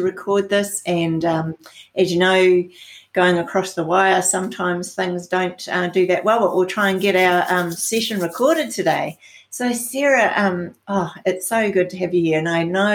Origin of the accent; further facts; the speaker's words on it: New Zealand; I'm from New Zealand, so that's the other side of the world.